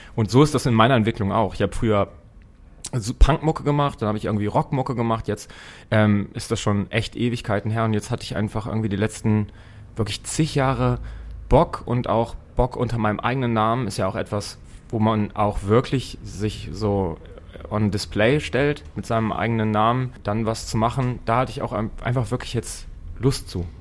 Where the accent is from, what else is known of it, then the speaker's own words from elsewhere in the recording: Braunschweig, Lower Saxony, Germany; moved away as an adult; now in Hamburg, Germany; in Braunschweig, meiner Heimatstadt.